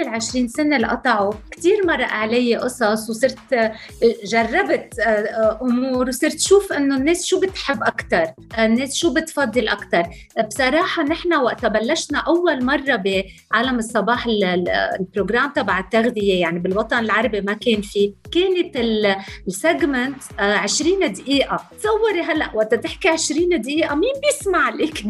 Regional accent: Lebanon; انا انا لبنانيه

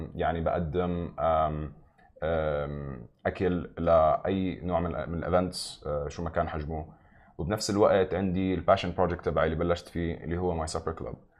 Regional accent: Nablus, West Bank, Palestine; now in Dubai, United Arab Emirates; انا من مدينه من فلسطين اسمها نابلس

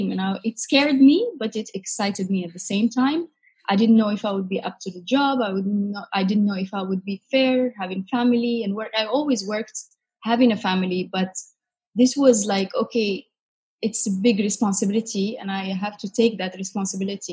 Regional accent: Casablanca, Casablanca-Settat, Morocco; moved away as an adult; now in Dubai, United Arab Emirates; So I am from Morocco, Casablanca in particular.

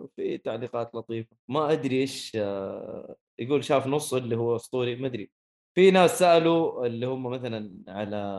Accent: Saudi Arabia; احنا كسعوديه

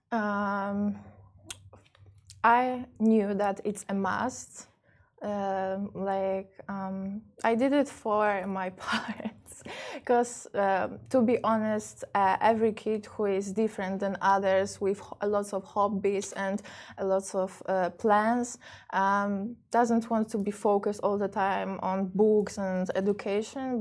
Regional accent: Poland; moved away as an adult; also born or lived in New York, United States / Miami, United States; My mother mm-hmm. is Polish. That's why I spent most of my life in Poland because I stayed with my mom

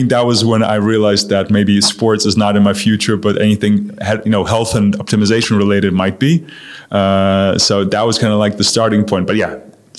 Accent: Munich, Bavaria, Germany; moved away as an adult; also born or lived in New York; I grew up in Germany, in Munich

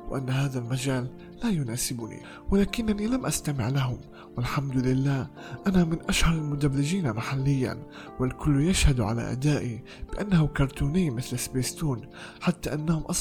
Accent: Palestine; accent: Palestinian Arabic; كنت أتحدث باللهجة العامية باللهجة الفلسطينية العامية

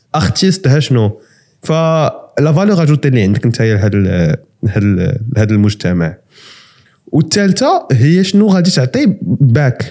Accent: Morocco; حنا كمغاربة

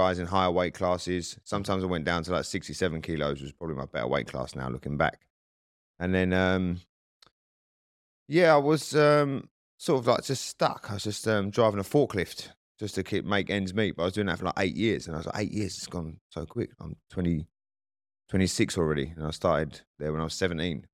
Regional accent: Southend-on-Sea, East of England, United Kingdom; moved away; my hometown in South End

